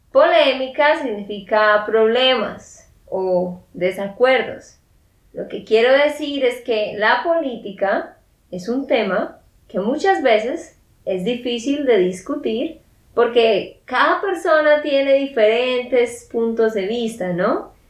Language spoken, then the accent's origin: Spanish; Santander, Colombia; de Santander, Colombia